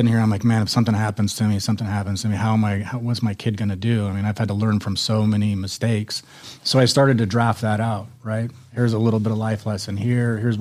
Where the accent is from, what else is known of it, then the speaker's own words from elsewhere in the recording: Central Point, Oregon, United States; moved away as an adult; also born or lived in Las Vegas, Nevada; I grew up in Oregon